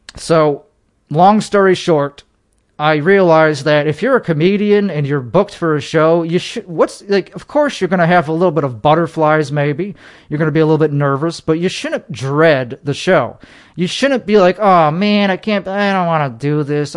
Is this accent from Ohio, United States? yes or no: no; Chicago, Illinois, United States; now in Texas, United States; Chicagoland is where I current, is where I was born.